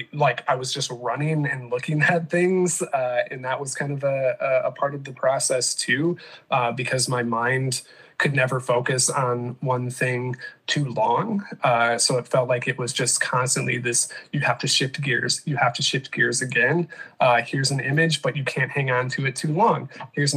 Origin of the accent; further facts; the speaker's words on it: Michigan, United States; moved away as an adult; also born or lived in South Carolina; now in Grand Rapids, United States; growing up in Michigan and then spending about a decade in South Carolina